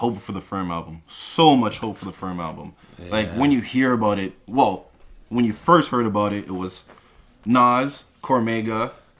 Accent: Sudbury, Ontario, Canada; Remember, I'm from Sudbury.

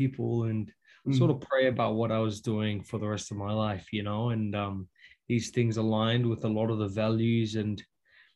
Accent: North Queensland, Australia; moved away as an adult; now in Hawaii, United States; I'm from North Queensland in Australia

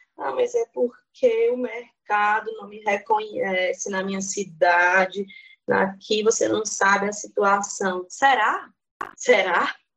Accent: Piauí, Brazil; now in Brasília, Brazil; Hoje resido em Brasília, mas sou natural do Piauí

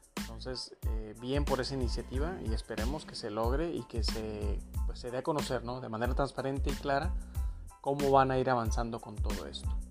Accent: Mexico; como mexicanos

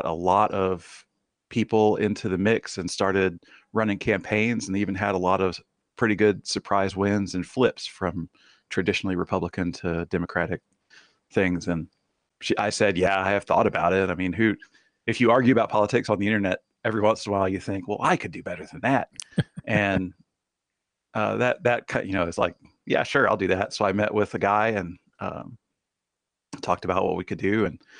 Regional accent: Tennessee, United States; also born or lived in Baxley, Georgia; I have grown up kind of all over the country, but I spent a lot of time in Tennessee. I was born in Georgia, in Baxley, and that was while my dad was on co-op. So traveled around a lot and grew up, like I said, in Tennessee

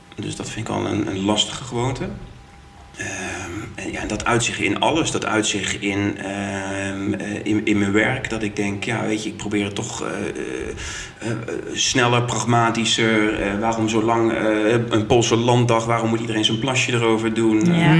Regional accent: Groningen, Netherlands; also born or lived in Utrecht / Den Bosch; now in Eindhoven, Netherlands; ik kom uit Groningen

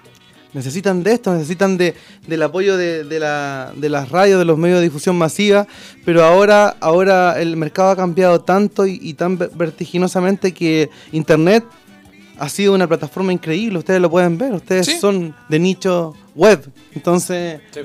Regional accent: Chile; toda mi familia son argentinos pero yo fui criado acá en Chile junto con mi hermano

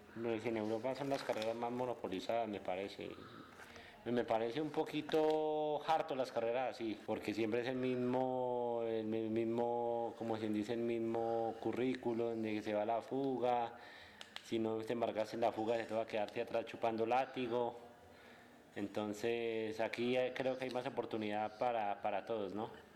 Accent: Bogotá, Colombia; soy de acá de Bogotá, del barrio Galán, La Francia más exactamente.

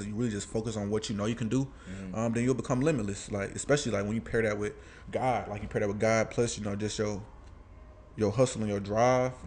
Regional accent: Atlanta, Georgia, United States; born or raised there; also born or lived in Alabama

